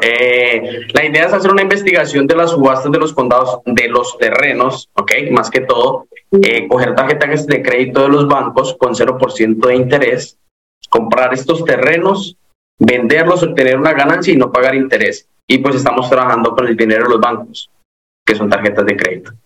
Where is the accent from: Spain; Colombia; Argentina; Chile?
Colombia; moved away as an adult; now in Florida, United States; yo soy de Colombia, llevo aquí aproximadamente cinco años y vivo en el estado de la Florida